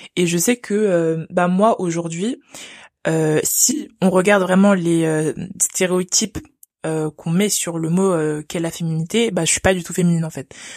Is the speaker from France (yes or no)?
yes; France; je suis née en France, donc j'ai grandi en France